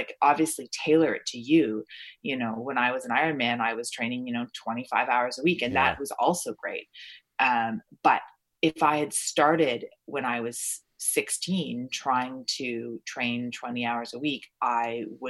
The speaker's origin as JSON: {"language": "English", "region": "Ontario", "country": "Canada", "tie": "born or raised there", "also_born_or_lived": "Toronto", "said": "Although I was born in Toronto, I lived in, you know, Stratford, Ontario, and London, Ontario, and Niagara-on-the-Lake and all these little places."}